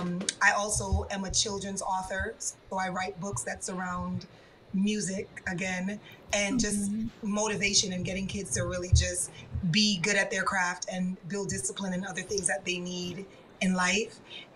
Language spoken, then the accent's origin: English; New York City, New York, United States; I am from New York City, born and raised.